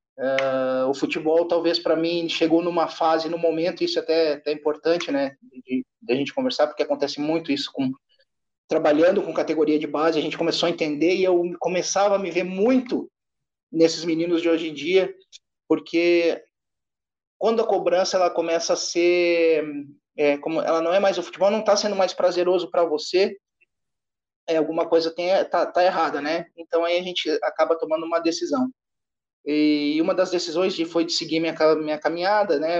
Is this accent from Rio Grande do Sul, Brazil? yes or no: yes; Rio Grande do Sul, Brazil; Sou natural do Rio Grande do Sul